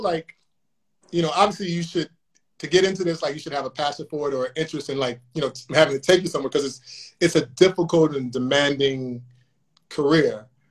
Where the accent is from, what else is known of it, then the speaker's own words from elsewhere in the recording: Chicago, Illinois, United States; I'm from Chicago, you know this, but I'm from Chicago